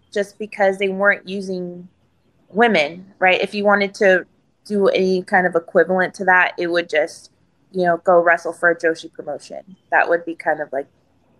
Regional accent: Houston, Texas, United States; It's in downtown Houston, which is in my hometown

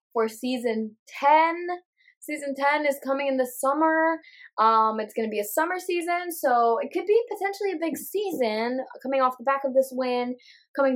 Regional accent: United States; we're American

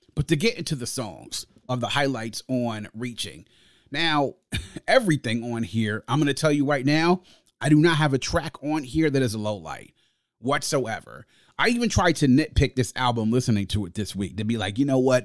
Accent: United States; my hometown and home area, the D M V

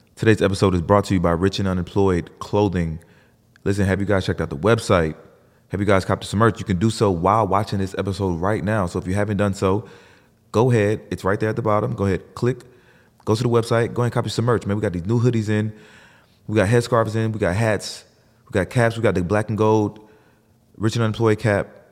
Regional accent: New Jersey, United States; I was born in Jersey.

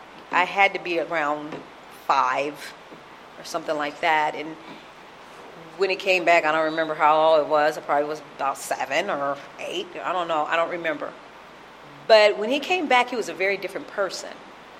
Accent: Sacramento, California, United States; born there; So I have a brother from France. I have a brother that was born in Texas, and I was born in Sacramento, California.

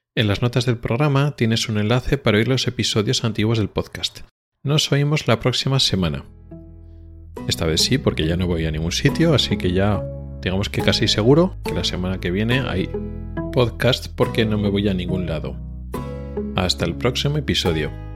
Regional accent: Spain; now in Sweden

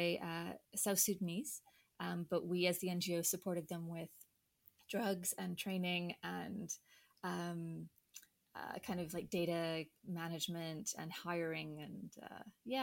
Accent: Vancouver, British Columbia, Canada; moved away as an adult; now in London, United Kingdom; So I'm Canadian, originally from Vancouver

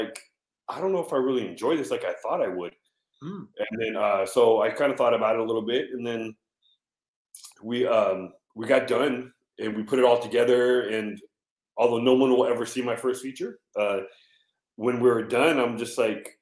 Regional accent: San Diego, California, United States; I'm from San Diego, California

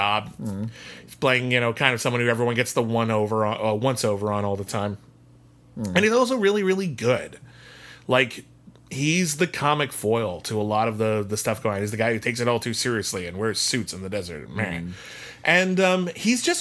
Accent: Pasadena, California, United States; I grew up in Pasadena.

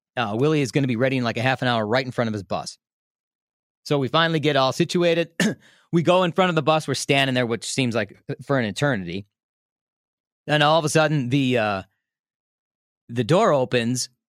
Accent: Des Plaines, Illinois, United States; now in Milwaukee, United States; I grew up in Des Plaines

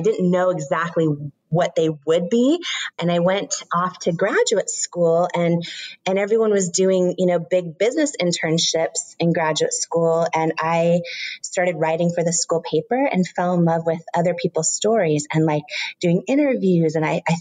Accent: Washington, United States; I grew up in Washington State

